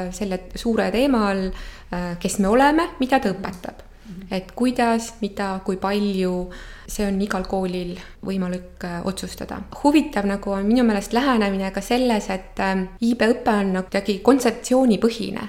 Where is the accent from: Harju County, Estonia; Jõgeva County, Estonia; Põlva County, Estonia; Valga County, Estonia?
Valga County, Estonia; Tsirguliina; moved away as an adult; also born or lived in Võru; now in Tartu, Estonia; ja ma olen sündinud Võrus ja käisin Võrus ka natuke lasteaias, aga siis äh, meie pere kolis äh, Valga lähedale. nii et tegelikult oma esimest klassi ma alustasin Tsirgulinna keskkoolis ja lõpetasin ka seal gümnaasiumi